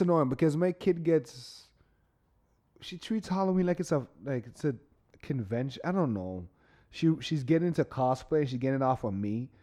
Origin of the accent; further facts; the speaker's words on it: Canada; us Canadian